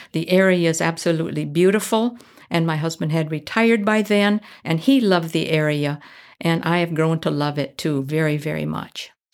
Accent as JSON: {"language": "English", "region": "Midwest", "country": "United States", "also_born_or_lived": "Minneapolis", "moved": "as an adult", "said": "I come from the Midwest"}